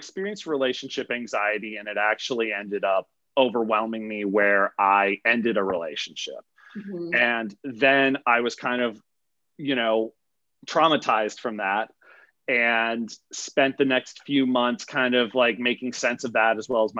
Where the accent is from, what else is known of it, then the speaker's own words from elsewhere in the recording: Midwest, United States; moved away as an adult; also born or lived in Montana; now in Los Angeles, United States; I'm from the Midwest, but I live out in Los Angeles now.